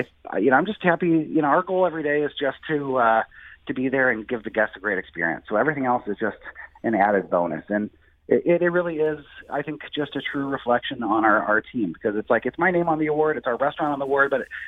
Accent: St. Louis, Missouri, United States; moved away as an adult; also born or lived in California / New York; I was away from St. Louis for about 15 years

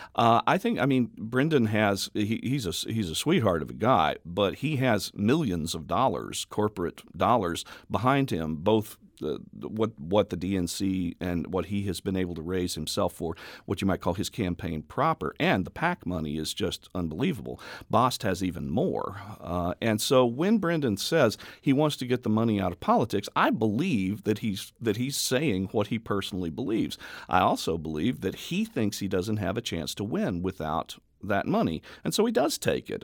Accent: Memphis, Tennessee, United States; also born or lived in Oklahoma City, Oklahoma / Jackson County, Illinois; now in Carbondale, United States; Both of us grew up in this valley. Um, I'm from Memphis

